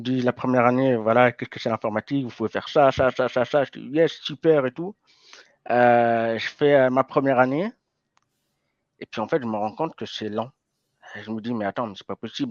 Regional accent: Lausanne, Vaud, Switzerland; j'ai grandi à Lausanne.

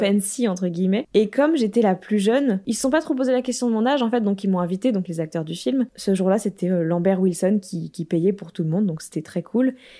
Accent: France; moved away as an adult; now in Los Angeles, United States; je suis née en France, j'habite aux États-Unis

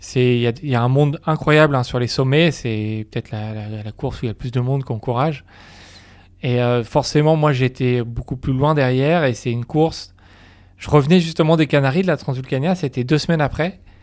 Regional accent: Normandy, France; je suis originaire de Normandie

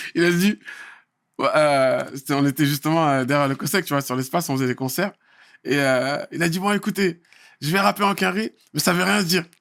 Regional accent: Saint-Brice-sous-Forêt, Île-de-France, France; also born or lived in Paris; je suis né à Paris en 74 et direct après, on, est venu, on a débarqué à, à Saint-Brice à saint brice ce qui fait que j'ai fait euh, plus de 27 ans, en... 27 ans à saint brice Et euh, donc j'ai grandi

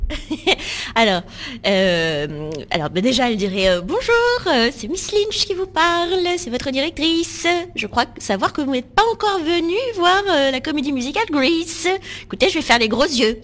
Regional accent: Bordeaux, Nouvelle-Aquitaine, France; moved away as an adult; now in Paris, France; suis née euh, à, Bordeaux et donc du coup j'ai grandi dans le sud-ouest.

